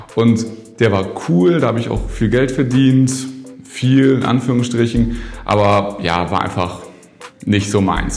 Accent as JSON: {"language": "German", "area": "a village between Hamburg and Bremen", "region": "Lower Saxony", "country": "Germany", "moved": "yes", "lives_now": "Berlin, Germany", "said": "Jetzt bin ich ja in Berlin hier, aber ich komme eigentlich aus dem Dorf zwischen Hamburg und Bremen"}